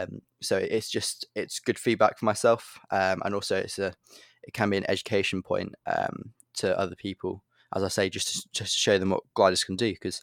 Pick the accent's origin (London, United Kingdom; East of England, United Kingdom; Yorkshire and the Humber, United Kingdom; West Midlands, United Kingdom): East of England, United Kingdom; Tibenham; because I come from Tibbenham Airfield, which is completely flat.